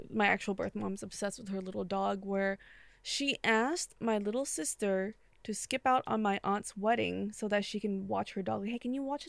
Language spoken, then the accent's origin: English; New York, United States; I'm from New York, we don't do that in New York. I'm from New York.